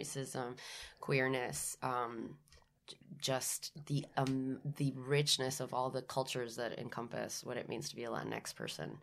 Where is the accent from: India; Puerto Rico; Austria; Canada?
Puerto Rico; San Juan; moved away as an adult; I was born and raised in San Juan, Puerto Rico. I stayed there till I was eighteen.